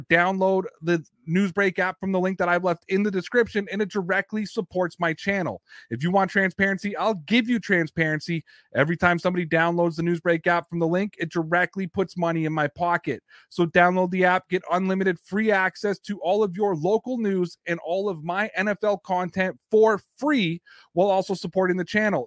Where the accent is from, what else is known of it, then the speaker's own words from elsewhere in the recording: Toronto, Ontario, Canada; I'm from Toronto, Ontario, Canada